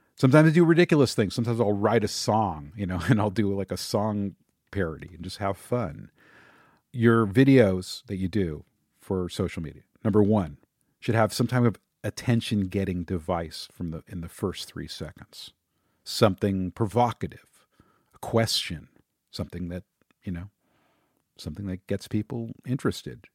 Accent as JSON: {"language": "English", "town": "Los Angeles", "region": "California", "country": "United States", "tie": "born or raised there"}